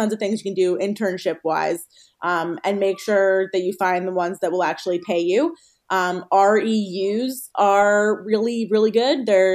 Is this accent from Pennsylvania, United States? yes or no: yes; Philadelphia, Pennsylvania, United States; I grew up in Philadelphia